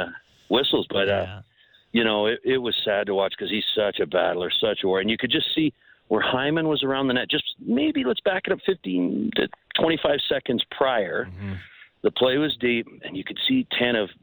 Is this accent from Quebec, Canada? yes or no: no; Ontario, Canada; now in Calgary, Canada; I'm from Ontario